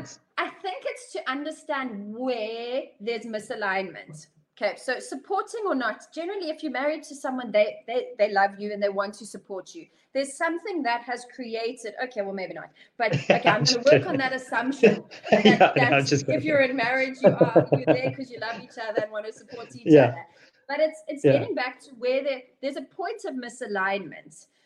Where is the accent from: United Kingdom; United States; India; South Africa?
South Africa; You think, okay, it's Europe, we're South African, like, hello, guten Tag kind of thing.